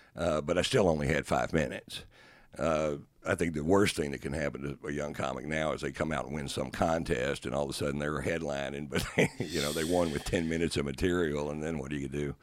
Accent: Texas, United States; I was born and raised here, and, and, you know, if people ask me if I'm a Texan, I tell them I'm a Texan

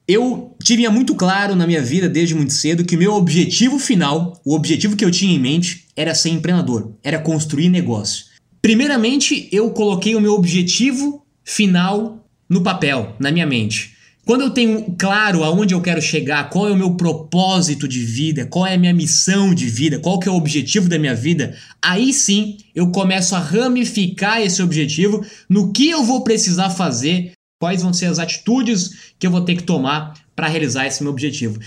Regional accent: Brazil; nós, como brasileiros

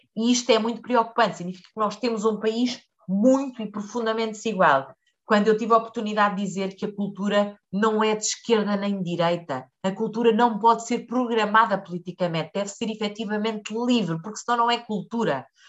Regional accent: Leiria District, Portugal; eu sou do Distrito de Leiria

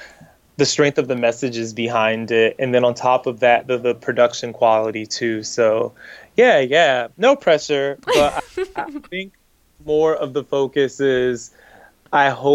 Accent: Miami, Florida, United States; growing up the way that I grew up in Miami

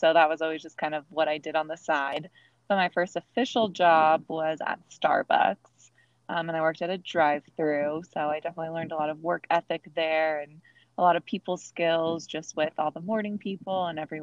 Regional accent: Fullerton, California, United States; I grew up in Fullerton, California.

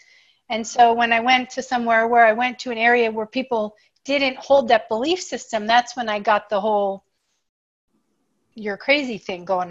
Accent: Bucks County, Pennsylvania, United States; born or raised there; now in Los Angeles, United States

